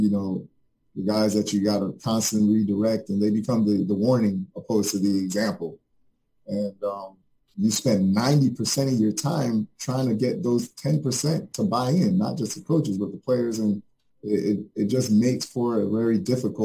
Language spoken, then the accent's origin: English; Jamaica; now in Fort Lauderdale, United States; I'm originally from Jamaica, a third world country